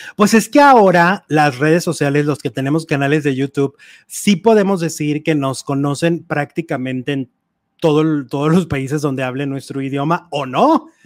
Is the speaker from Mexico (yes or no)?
yes; Mexico; nosotros como mexicanos